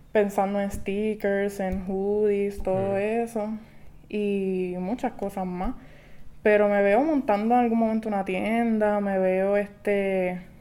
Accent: Quebradillas, Puerto Rico; porque yo soy de quebradilla.

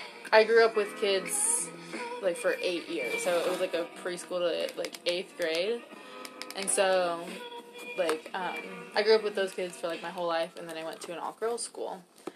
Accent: Orange County, Southern California, United States; I'm from Southern California, Orange County.

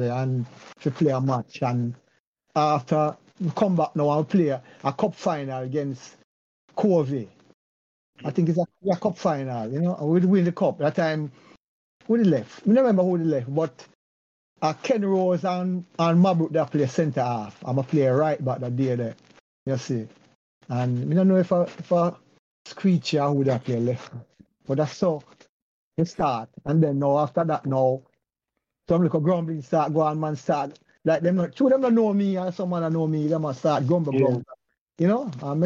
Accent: Westmoreland, Jamaica; moved away; also born or lived in Petersfield, Westmoreland / Pembroke Hall, Kingston; me born in Westmoreland

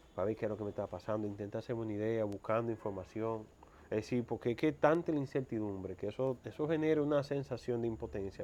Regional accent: Mao, Valverde, Dominican Republic; also born or lived in Santo Domingo; now in Santiago, Dominican Republic; yo me crié en Mao.

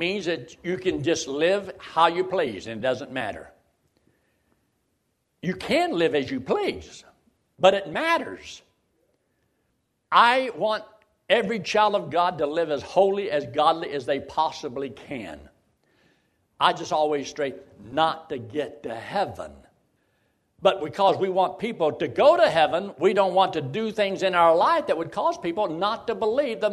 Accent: United States; I'm not Chinese. I was born in America.

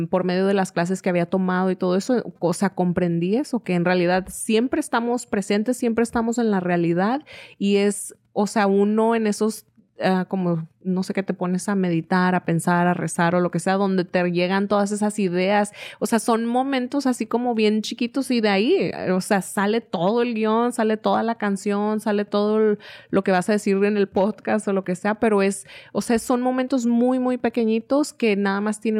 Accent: Mexico; porque le han enseñado a uno a ver la vida de cierta forma, o sea, como mexicano, y a veces siente uno que si no es así, le estás faltando el respeto a tu patria o no eres tan mexicano como fulanito

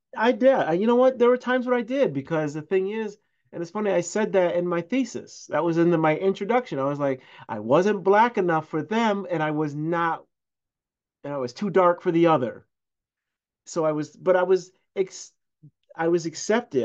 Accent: Syracuse, New York, United States; I'm born and raised in Syracuse

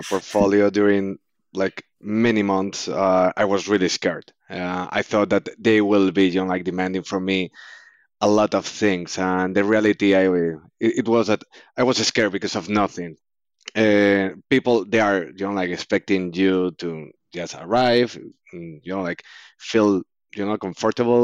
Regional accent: Spain; also born or lived in Canada; now in Oxford, United Kingdom; I'm an Spanish guy that just came over from Canada after finishing my studies

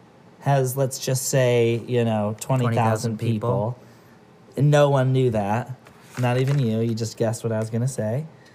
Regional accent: Medina, Ohio, United States; now in The Dalles, United States; We are originally from Medina, Ohio, but we are actually coming to you via the Dalles, Oregon, our new place of residence for the time being.

